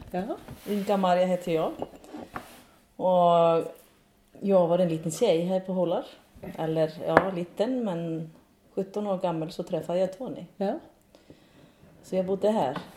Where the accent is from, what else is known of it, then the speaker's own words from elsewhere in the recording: Iceland; moved away as an adult; now in Sweden; Lite grann som alla islänningar som bor på gård.